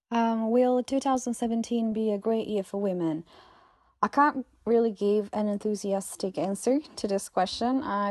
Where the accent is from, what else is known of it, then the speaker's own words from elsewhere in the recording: Italy; English is a second language; now in Brussels, Belgium; I'm from Italy, but I'm currently living in Brussels in Belgium